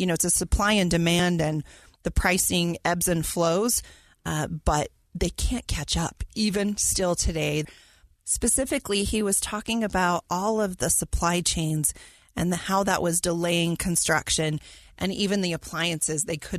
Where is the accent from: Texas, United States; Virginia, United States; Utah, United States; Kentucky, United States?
Utah, United States; I'm born and raised in Utah, so I'm a little biased